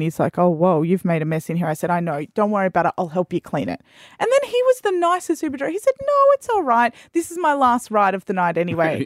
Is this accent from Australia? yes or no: yes; Australia; I'm an Australian.